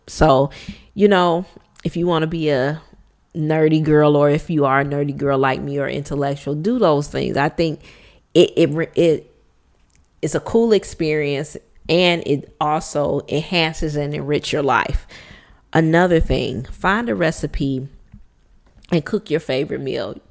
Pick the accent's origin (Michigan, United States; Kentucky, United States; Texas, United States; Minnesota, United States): Michigan, United States; Detroit; born and raised in Detroit, Michigan, we call it the D, born and raised in Motown